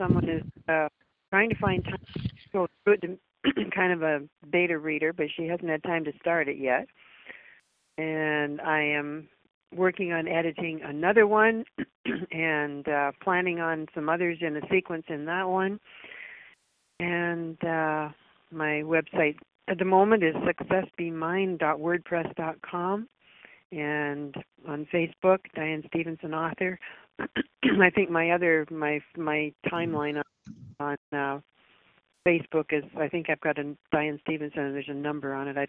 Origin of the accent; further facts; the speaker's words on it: London, Ontario, Canada; Oh, I'm from London, Ontario, Canada.